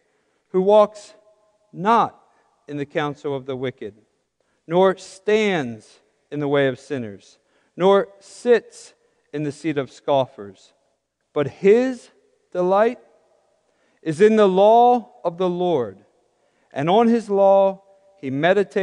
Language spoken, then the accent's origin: English; near the Chesapeake Bay, eastern Pennsylvania, United States; now in western Pennsylvania, United States; I'm from Pennsylvania, but the eastern side, grew up near the Chesapeake Bay